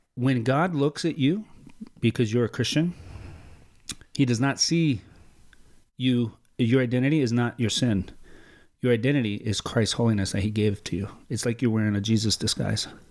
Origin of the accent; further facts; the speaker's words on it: Mexico; I am from Mexico